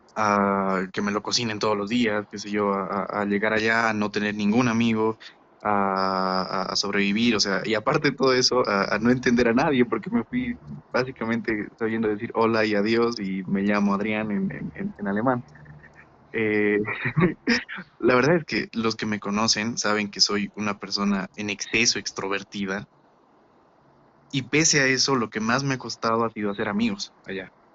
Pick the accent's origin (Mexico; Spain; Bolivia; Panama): Bolivia; moved away; soy boliviano porque lo dice un papel y porque he nacido en determinado lugar